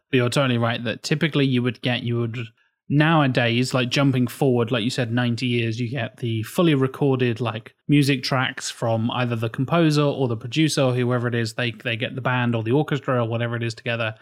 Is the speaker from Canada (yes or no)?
no; England, United Kingdom; I'm English.